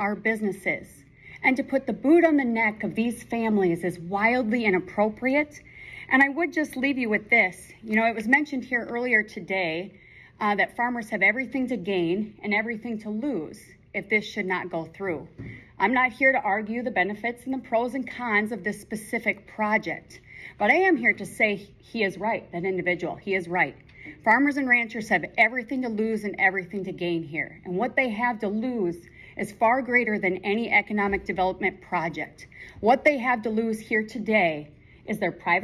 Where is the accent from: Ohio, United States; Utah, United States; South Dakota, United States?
South Dakota, United States; Mitchell; columnist here in South Dakota. I'm from Mitchell